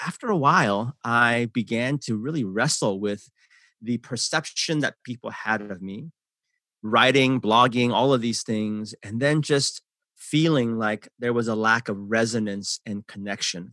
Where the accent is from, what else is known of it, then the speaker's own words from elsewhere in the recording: San Francisco, California, United States; English is a second language; also born or lived in Seoul, South Korea; I grew up in San Francisco, uh, that's where my heart is still